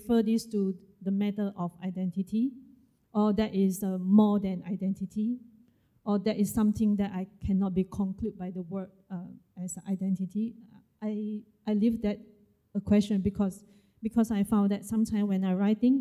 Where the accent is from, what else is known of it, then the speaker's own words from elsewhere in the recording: Malaysia; I am a Malaysian Chinese